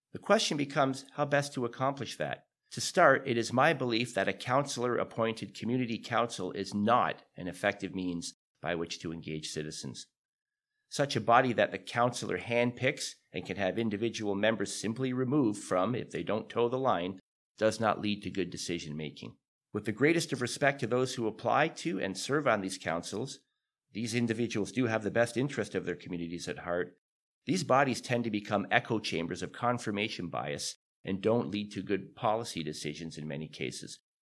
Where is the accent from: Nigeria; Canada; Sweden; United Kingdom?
Canada; Hamilton, Ontario; also born or lived in East Mountain, Hamilton / Dundas, Hamilton; I was born on the East Mountain and raised in Stony Creek, but chose to make Dundas my home